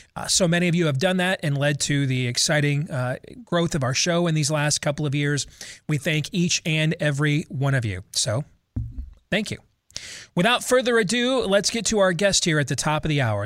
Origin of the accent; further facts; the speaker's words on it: Iowa, United States; my home state of Iowa